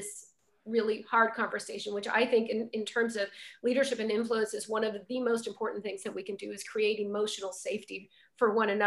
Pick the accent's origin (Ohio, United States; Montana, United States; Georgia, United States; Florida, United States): Montana, United States; I grew up in Montana in a very wonderbred community.